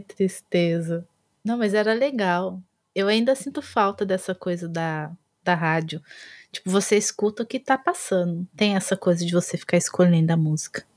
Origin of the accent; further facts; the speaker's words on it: Brazil; eu sou brasileira